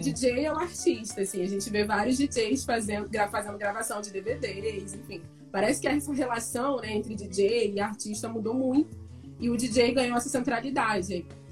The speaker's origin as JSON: {"language": "Portuguese", "town": "Niterói", "region": "Rio de Janeiro", "country": "Brazil", "said": "eu sou de Niterói"}